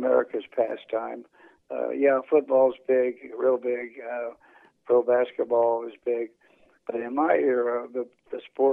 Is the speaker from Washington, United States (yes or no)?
no; Anderson, Indiana, United States; It came to my hometown in 1965, and we hosted the World Series in Anderson, Indiana